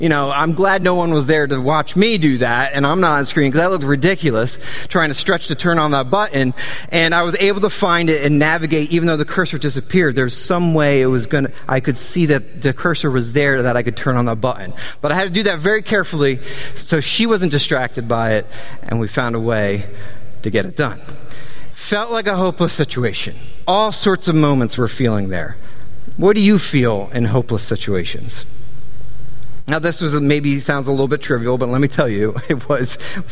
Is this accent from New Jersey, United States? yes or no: yes; New Jersey, United States; also born or lived in Delaware / Southern Virginia; We're from New Jersey, greatest state in the world